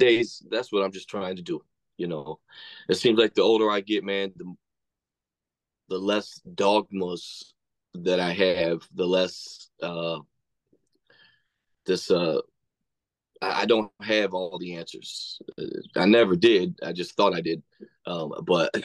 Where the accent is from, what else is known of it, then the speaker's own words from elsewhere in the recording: West Frankfort, Illinois, United States; also born or lived in Battle Creek, Michigan / Kentucky; I'm originally from Battle Creek, Michigan, but then when my parents divorced, we moved down to like West Frankfort, Illinois, but basically Kentucky